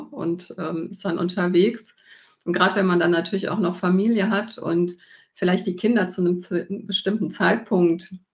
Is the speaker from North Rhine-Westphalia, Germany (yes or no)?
yes; Cologne, North Rhine-Westphalia, Germany; weil wir ja beide gebürtig ähm, aus Köln stammen.